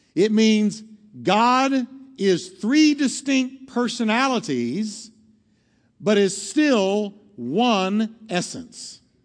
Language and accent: English; New York, United States; moved away; I'm from New York